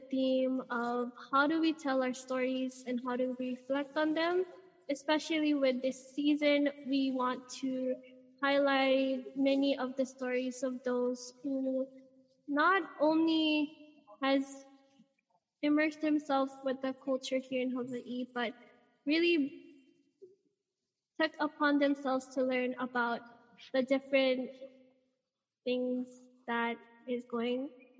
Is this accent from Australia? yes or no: no; Philippines; moved away; I also was born and raised in the Philippines